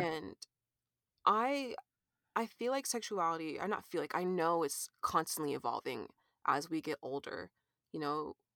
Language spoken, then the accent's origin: English; California, United States; moved away as an adult; now in Kansas City, United States; I'm an artist based in Kansas City, Missouri right now. And, uh, let's see, I grew up in California